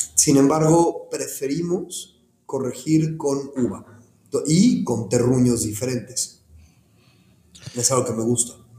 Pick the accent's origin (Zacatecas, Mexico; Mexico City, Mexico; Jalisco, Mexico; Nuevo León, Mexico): Mexico City, Mexico; moved away as an adult; also born or lived in Cancún, Quintana Roo; now in Ensenada, Mexico; soy originario de la Ciudad de México